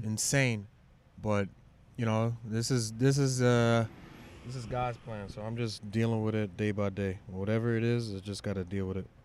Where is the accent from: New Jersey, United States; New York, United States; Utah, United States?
New York, United States; New York City; I'm from Shaolin